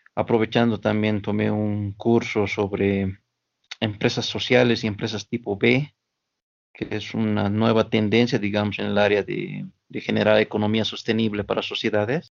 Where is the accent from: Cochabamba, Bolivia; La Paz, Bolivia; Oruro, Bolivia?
Oruro, Bolivia; yo soy de aquí de Oruro por parte de mi papá, pero mi mamá es del lado de Sucre